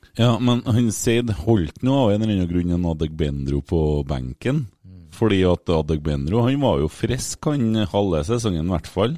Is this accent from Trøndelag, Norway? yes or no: yes; Bjugn, Trøndelag, Norway; jeg er jo fra Bjugn